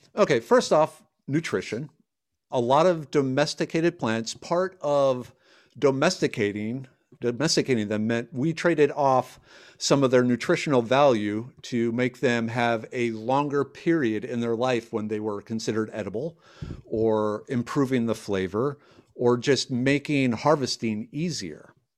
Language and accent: English; Minnesota, United States; moved away as an adult; now in Texas, United States; I grew up in Minnesota. I, I left because of the cold weather.